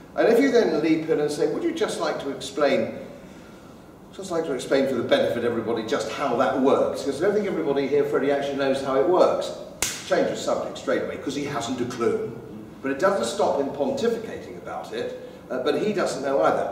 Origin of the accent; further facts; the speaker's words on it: England, United Kingdom; I'm an Englishman brought up in England